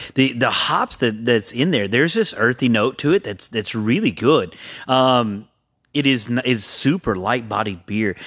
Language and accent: English; Huntsville, Texas, United States; also born or lived in Conroe, Texas; I did most of my growing up in Huntsville. Last two years of high school, I graduated Conroe High